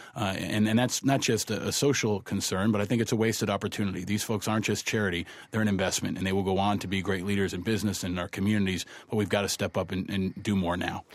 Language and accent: English; New York, United States; also born or lived in Amherst, Massachusetts; I grew up here in New York